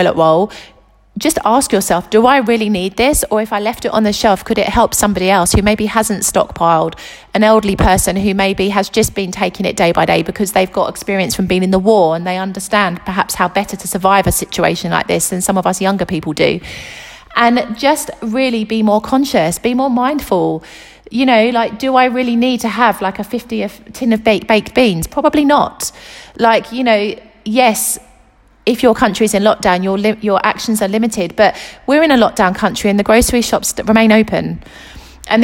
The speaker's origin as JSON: {"language": "English", "country": "United Kingdom", "moved": "yes", "lives_now": "Italy", "said": "the UK, which is my home country"}